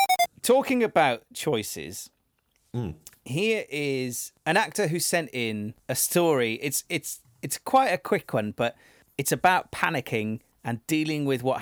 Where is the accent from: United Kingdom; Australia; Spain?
United Kingdom; Wales; so I'm from Wales, and I don't necessarily have a Welsh accent. I never really did. I can put it on when I need to.